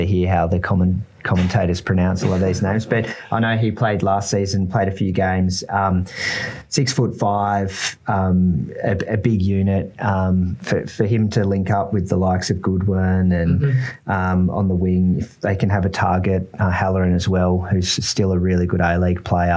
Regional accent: Australia; as Australian

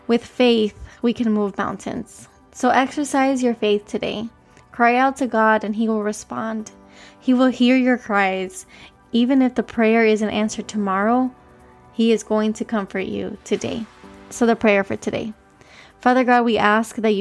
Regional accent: Miami, Florida, United States; I was born here in Miami, Florida

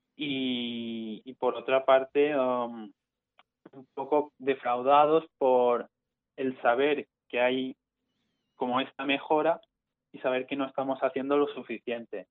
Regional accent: Mallorca, Balearic Islands, Spain; yo soy estudiante de la UIF porque soy de Mallorca

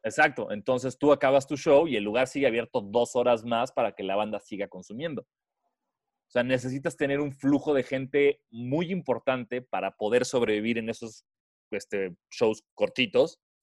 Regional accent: Mexico; De México

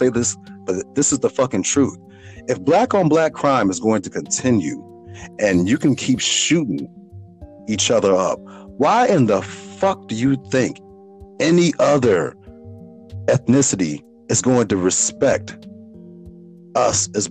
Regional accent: Chicago, Illinois, United States; Growing up in Chicago

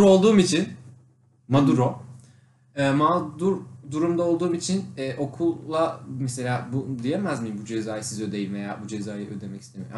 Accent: Konya, Turkey

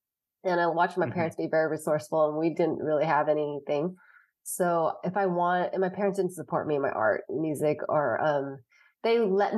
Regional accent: Lansing, Michigan, United States; born there; I just like that I was born in Lansing

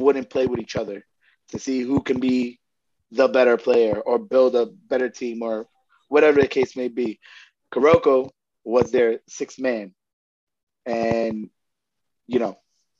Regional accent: New York City, New York, United States; Growing up in New York

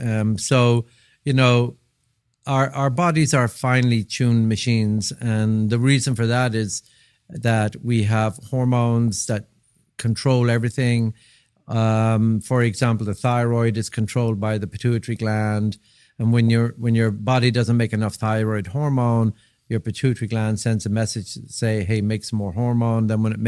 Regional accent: Dublin, Leinster, Ireland; I grew up in Dublin, Ireland.

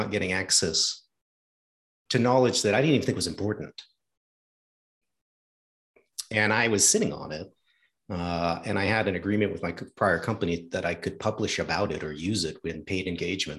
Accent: New England, United States; I'm from New England.

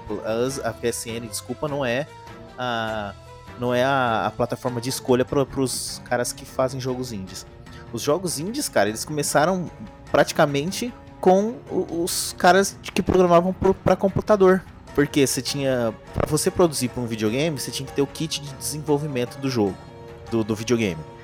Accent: São Paulo, Brazil; eu sou de São Paulo

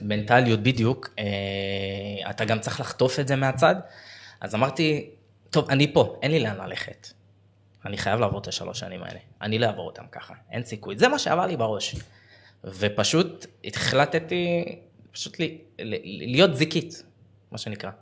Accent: Beersheba, Southern District, Israel; moved away as an adult; also born or lived in Tel Aviv; אני בן 29, אני מבאר שבע

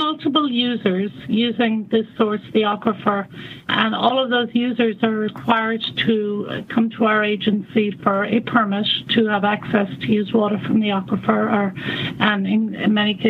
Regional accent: Ireland; now in United States; Well, you can probably tell from my accent that I'm not from the U.S. I'm actually Irish, and I graduated from a university in Northern Ireland with a degree in environmental science in the late 80s.

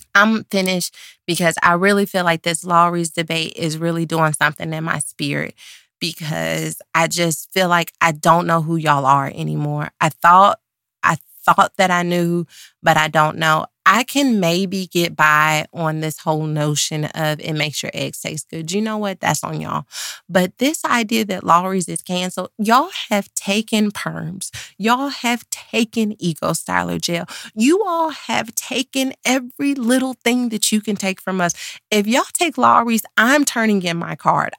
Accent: Dallas, Texas, United States; I'm from Dallas

